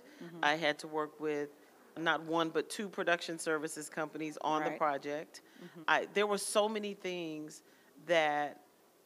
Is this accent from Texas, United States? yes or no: yes; Texas, United States; I'm from Texas.